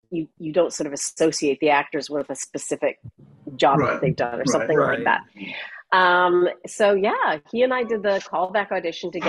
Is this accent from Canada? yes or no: yes; Canada; moved away as an adult; also born or lived in London; I grew up in Canada